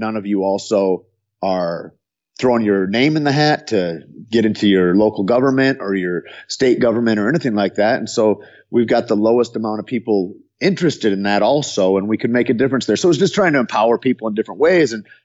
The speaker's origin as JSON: {"language": "English", "country": "United States", "tie": "born or raised there", "said": "I'm American born"}